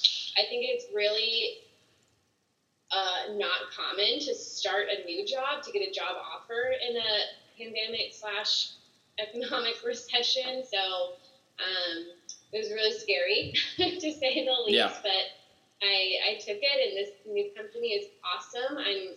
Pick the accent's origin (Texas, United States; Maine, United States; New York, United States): Texas, United States; Dallas; also born or lived in San Marcos, Texas; now in Austin, United States; I grew up in Dallas.